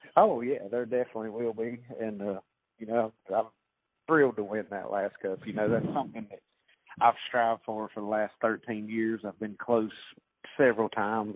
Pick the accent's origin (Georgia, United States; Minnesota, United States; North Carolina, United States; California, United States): North Carolina, United States; my home state